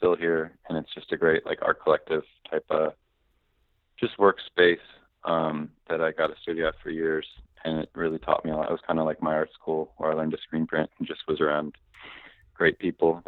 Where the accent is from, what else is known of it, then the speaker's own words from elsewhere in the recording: Columbus, Ohio, United States; now in Philadelphia, United States; I'm from Columbus, Ohio. I lived around all over, but I've been in Philly since 1999